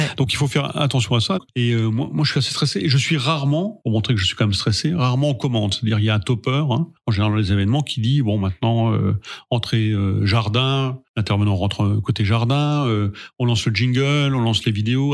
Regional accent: Sainte-Marie-aux-Mines, Grand Est, France; moved away; also born or lived in Lyon; je viens de la vallée de Sainte-Marie-aux-Mines

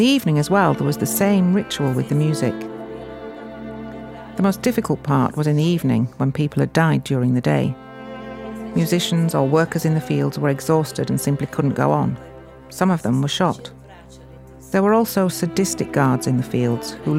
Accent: Gorizia, Friuli-Venezia Giulia, Italy; we were considered to be Italians since we came from Gorizia

